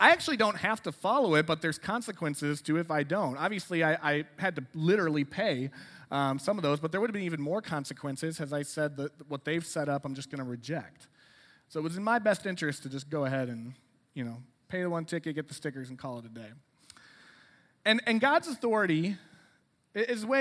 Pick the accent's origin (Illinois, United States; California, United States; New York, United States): Illinois, United States; Rockford; moved away as an adult; also born or lived in DuPage County, Illinois; now in Lombard, United States; I'm from Rockford.